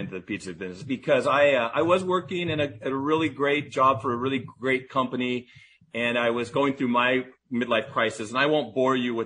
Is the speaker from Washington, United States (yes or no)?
yes; Seattle, Washington, United States; I grew up here. I'm fourth generation Seattleite.